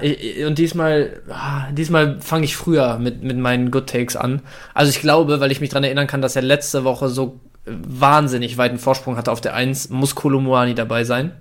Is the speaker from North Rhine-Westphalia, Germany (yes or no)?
yes; Bielefeld, North Rhine-Westphalia, Germany; 25, ich äh, komme aus Bielefeld